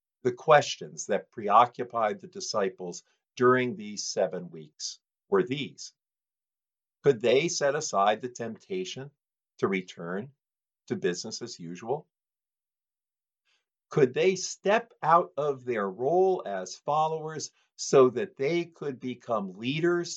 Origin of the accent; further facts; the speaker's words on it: Detroit, Michigan, United States; moved away; I was born in Detroit